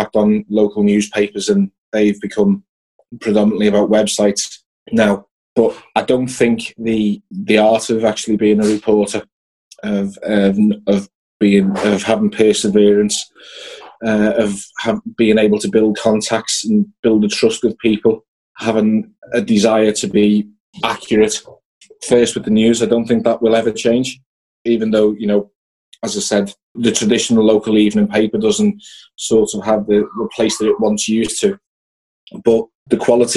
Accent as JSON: {"language": "English", "town": "Liverpool", "region": "North West England", "country": "United Kingdom", "tie": "born or raised there", "said": "I grew up in West Derby, not far from Liverpool's training ground."}